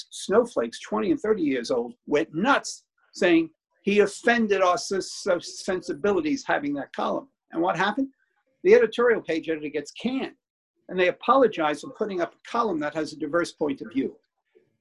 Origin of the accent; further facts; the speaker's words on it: New York City, New York, United States; Growing up in Brooklyn, your feelings were hurt every day of the week